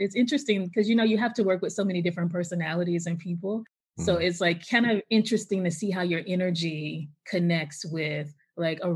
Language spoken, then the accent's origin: English; Bessemer, Alabama, United States; moved away as an adult; also born or lived in Birmingham, Alabama / New Orleans, Louisiana / Durham, North Carolina; now in Washington, D.C., United States; I'm originally from Alabama. I grew up in a town called Bessemer, which is right outside of Birmingham.